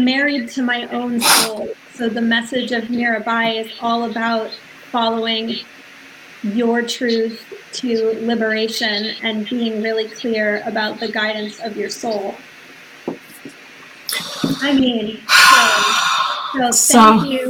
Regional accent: Central Connecticut, United States; moved away as an adult; also born or lived in New York City / Boston; now in Seacoast, New Hampshire, United States; I grew up in Central Connecticut

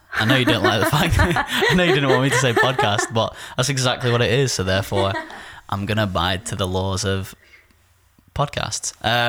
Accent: United Kingdom; Oh, no, I'm British. I was born here.

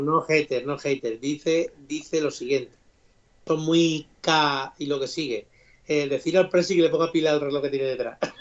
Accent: Don Benito, Extremadura, Spain; aunque sea de Don Benito

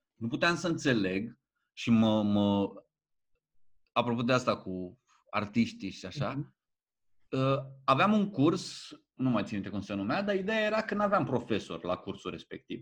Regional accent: Alexandria, Teleorman County, Romania; Am copilărit în Alexandria

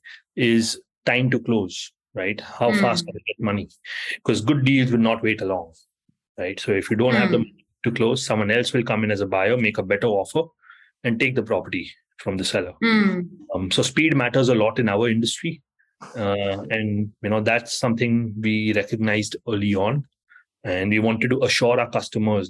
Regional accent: Mumbai, Maharashtra, India; moved away as an adult; now in New York, United States; I was born and raised in Mumbai from India. And I moved to New York about 14 years ago.

